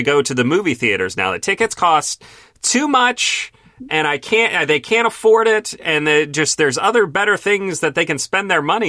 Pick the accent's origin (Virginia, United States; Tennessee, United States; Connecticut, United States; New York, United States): Virginia, United States; Stafford County; now in Dallas, United States; I live in a metropolitan area. I live in Dallas. You know, tickets are a little more expensive here than where I grew up in Stafford County, Virginia.